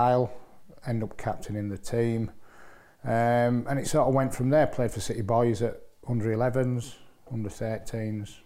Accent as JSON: {"language": "English", "town": "Hull", "region": "Yorkshire and the Humber", "country": "United Kingdom", "tie": "born or raised there", "said": "I was brought up on North Hull Estate in Hull"}